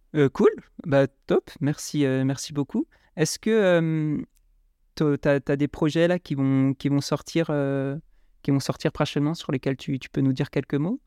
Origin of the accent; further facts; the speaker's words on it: Strasbourg, Grand Est, France; près de chez moi à Strasbourg